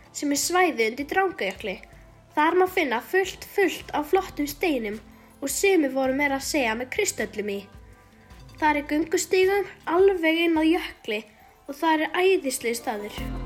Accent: Portugal; now in Patreksfjörður, Iceland; Ég er frá Portugal og á heima á Patræksjörði

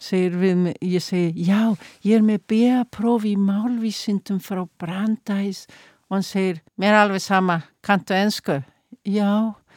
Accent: Iceland; now in Mexico; ég er Íslendingur

